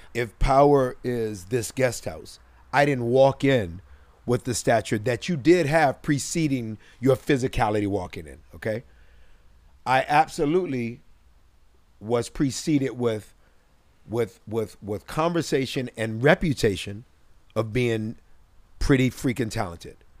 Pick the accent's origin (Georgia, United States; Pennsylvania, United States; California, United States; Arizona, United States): Georgia, United States; Decatur; I'm from Little Decatur.